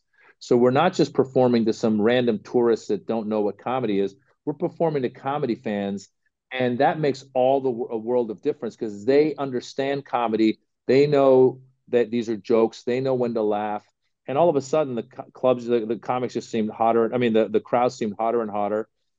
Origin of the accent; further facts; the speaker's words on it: Northern California, United States; also born or lived in Los Angeles; And because I grew up in Northern California, and my parents, being immigrant parents